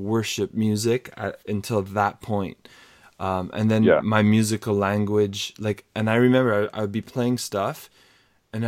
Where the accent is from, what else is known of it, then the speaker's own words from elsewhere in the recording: Montreal, Quebec, Canada; I grew up in Montreal, Quebec